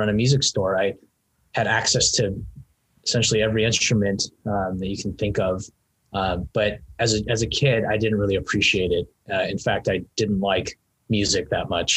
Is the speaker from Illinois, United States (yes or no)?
no; Garden Grove, California, United States; I grew up in actually Garden Grove, West Garden Grove to be more exact